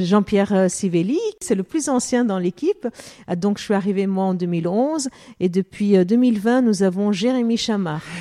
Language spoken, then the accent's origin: French; Lebanon; now in France; je suis d'origine arménienne, mm. je suis née au Liban